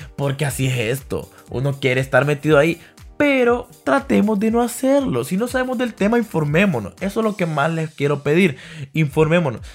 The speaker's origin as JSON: {"language": "Spanish", "town": "Danlí", "region": "El Paraíso", "country": "Honduras", "tie": "born or raised there", "also_born_or_lived": "Tegucigalpa, Honduras", "said": "es mi pueblo, ahí nací"}